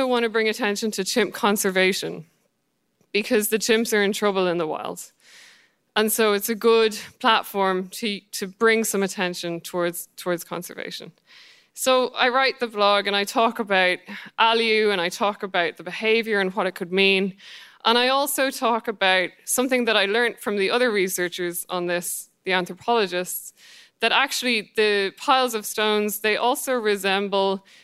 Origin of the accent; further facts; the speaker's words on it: Ireland; I'm Irish